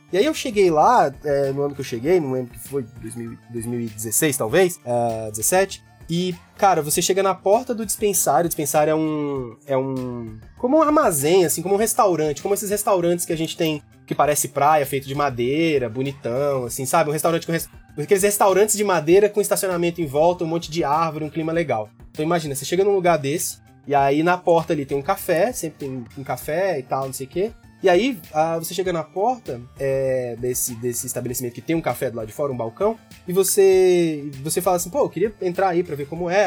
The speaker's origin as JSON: {"language": "Portuguese", "town": "Gama", "region": "Federal District", "country": "Brazil", "tie": "born or raised there", "also_born_or_lived": "New York, United States", "moved": "as an adult", "said": "estou neste momento no Gama, Distrito Federal, onde eu nasci e cresci"}